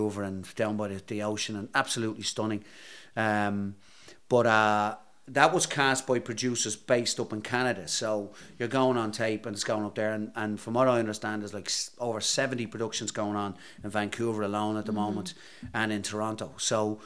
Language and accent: English; Ireland; accent: Irish; moved away; me and other Irish actors